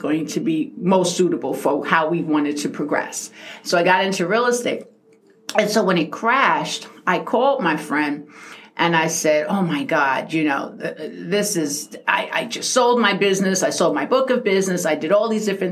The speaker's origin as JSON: {"language": "English", "town": "New York City", "region": "New York", "country": "United States", "tie": "born or raised there", "moved": "yes", "lives_now": "Poconos, United States", "said": "I grew up in South Jamaica, Queens."}